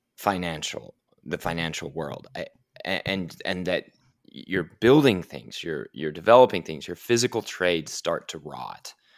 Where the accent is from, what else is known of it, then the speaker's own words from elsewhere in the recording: Oklahoma City, Oklahoma, United States; I'm from Oklahoma City, Oklahoma, in a family that was in, involved in energy